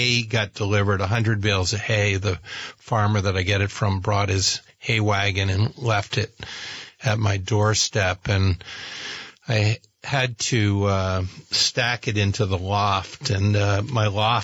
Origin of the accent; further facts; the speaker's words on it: Burlington, Vermont, United States; I remember the Fleming Museum as a kid growing up in Burlington